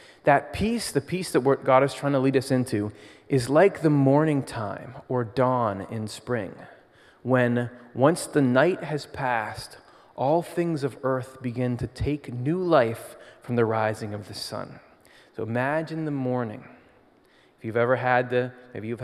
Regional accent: Michigan, United States; now in Pennsylvania, United States; I grew up in Michigan and then moved to Pennsylvania

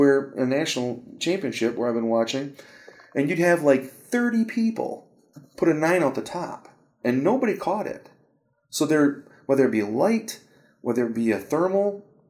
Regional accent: Michigan, United States; I'm from Michigan

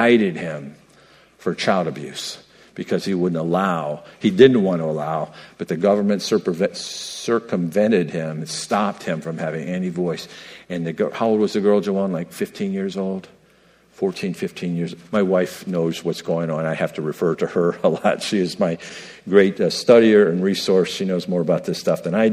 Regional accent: New York, United States; I'm from New York, and that's commonly used in New York

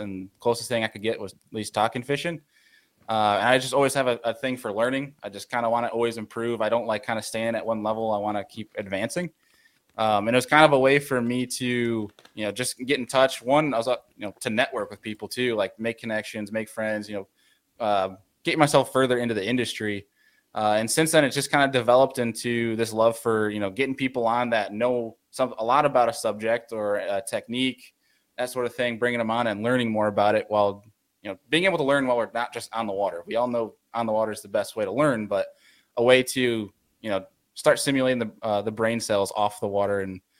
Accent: New York, United States; I'm the New Yorker fishing down south

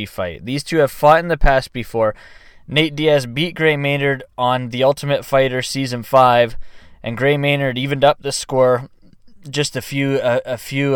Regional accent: Vancouver, British Columbia, Canada; Vancouver, British Columbia, my hometown right here

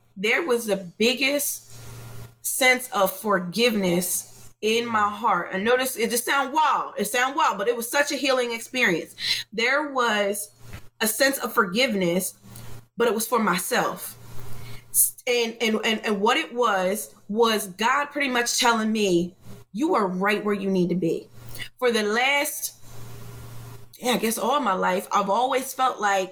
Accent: New Jersey, United States; From South Jersey.

